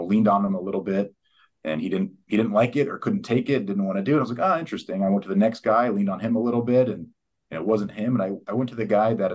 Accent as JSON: {"language": "English", "town": "San Diego", "region": "California", "country": "United States", "tie": "born or raised there", "also_born_or_lived": "West Texas / Eastern New Mexico", "moved": "as an adult", "said": "I grew up in San Diego."}